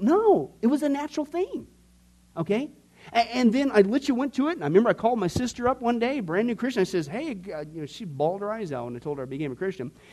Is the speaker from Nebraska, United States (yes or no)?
yes; Nebraska, United States; when I was growing up in Can- uh, Nebraska, when I was in fourth and fifth grade, out in this little, small, little, dinky little town